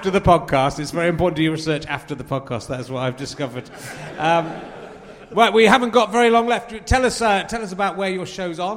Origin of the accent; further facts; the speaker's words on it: Scotland, United Kingdom; I will be coming to Scotland, which I love, and is my hometown.